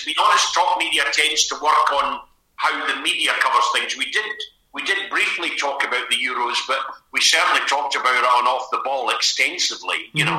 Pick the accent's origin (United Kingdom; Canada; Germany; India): United Kingdom; Perth, Scotland; moved away; also born or lived in Hull / Rochdale / London; I'm from Perth, where St Johnston are from.